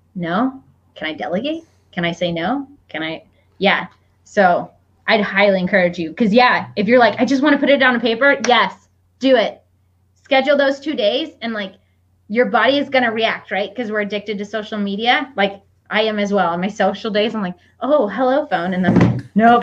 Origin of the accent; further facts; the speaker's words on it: Iowa, United States; where I grew up in Iowa.